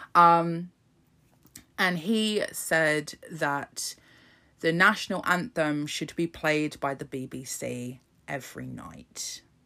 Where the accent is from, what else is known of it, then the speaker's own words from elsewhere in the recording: United Kingdom; my birth certificate that says I was fucking born in this country